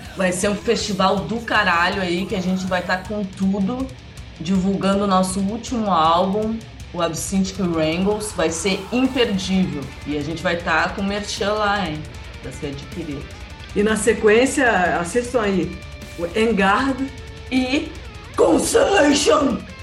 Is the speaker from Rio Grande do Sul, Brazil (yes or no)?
yes; Porto Alegre, Rio Grande do Sul, Brazil; E nós somos de Porto Alegre